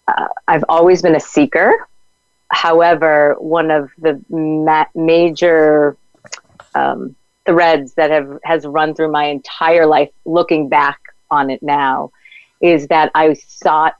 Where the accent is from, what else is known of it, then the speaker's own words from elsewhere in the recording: New England, United States; we're from New England